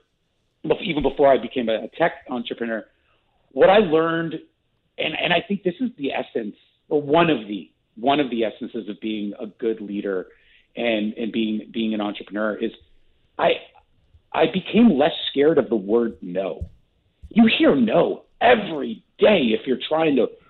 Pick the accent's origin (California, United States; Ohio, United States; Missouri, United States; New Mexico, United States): California, United States; Southern; moved away; also born or lived in Canada; I was born in Canada. I grew up in Southern California. I moved back to Canada